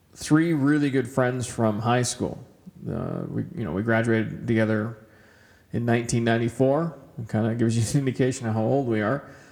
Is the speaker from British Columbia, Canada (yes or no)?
yes; Kamloops, British Columbia, Canada; now in Edmonton, Canada; I grew up in Kamloops, BC, so uh, Edmonton was kind of a, a bit of a shock when I first moved here 20 years ago.